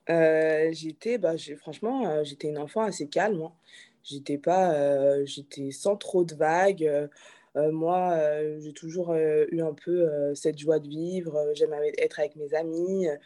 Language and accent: French; Benin; tu veux être présidente euh, du Bénin, parce que du coup je suis béninoise.